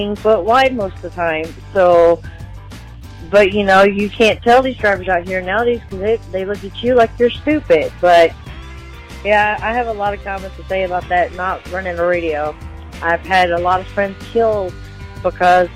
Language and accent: English; Texas, United States; also born or lived in Biloxi, Mississippi; now in Fort Leonard Wood, United States; I am originally from Biloxi, Mississippi, but grew up in Texas. Live out in Fort Leonard Wood, Missouri